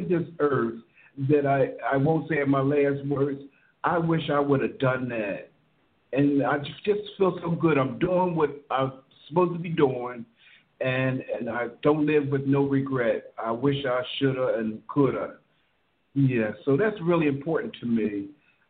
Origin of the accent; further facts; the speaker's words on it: Philadelphia, Pennsylvania, United States; I'm a songwriter from Philadelphia.